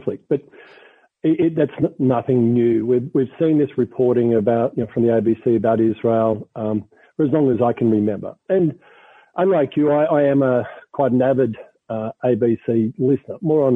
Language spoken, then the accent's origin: English; Melbourne, Victoria, Australia; my hometown, Melbourne